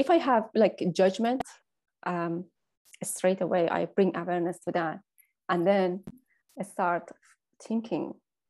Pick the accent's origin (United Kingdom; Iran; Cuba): Iran; now in Ireland; there is this being in between, that I'm not Iranian enough anymore and I'm not Irish enough.